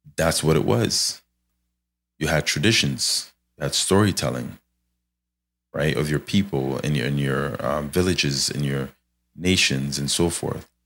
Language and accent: English; Canada; I'm Canadian here